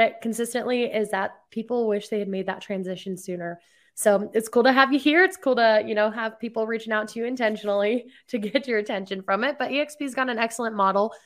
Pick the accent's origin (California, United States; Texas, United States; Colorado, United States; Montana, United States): Colorado, United States; Pueblo; I grew up in a little place called Pueblo down there